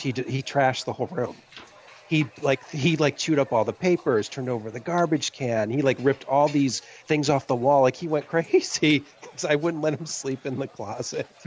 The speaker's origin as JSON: {"language": "English", "region": "Ohio", "country": "United States", "moved": "yes", "said": "I'm from Ohio. So I'm from the east side of, of the United States"}